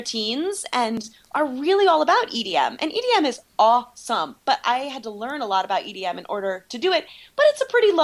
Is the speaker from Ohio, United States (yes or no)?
yes; Ohio, United States; moved away; I am from Ohio